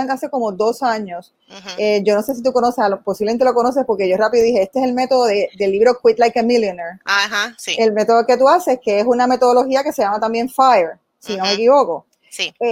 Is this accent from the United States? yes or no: yes; New Jersey, United States; moved away as an adult; now in Florida, United States; Y yo nací en New Jersey.